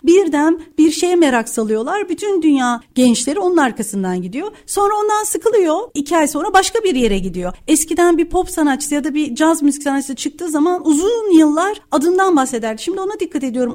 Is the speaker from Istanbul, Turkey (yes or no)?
no; Kütahya, Turkey; Kütahya'da doğdum büyüdüm